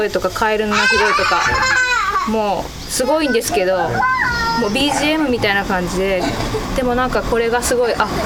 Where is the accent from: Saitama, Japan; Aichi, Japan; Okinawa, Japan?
Aichi, Japan; Toyota; moved away as an adult; now in Ine, Japan; 私愛知県の豊田市から来て伊根町の本庄の方で山川の方で農業してま